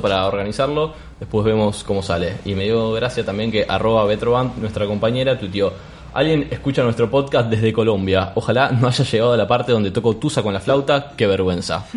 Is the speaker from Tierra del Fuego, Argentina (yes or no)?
no; Rosario, Santa Fe, Argentina; nosotros somos de Rosario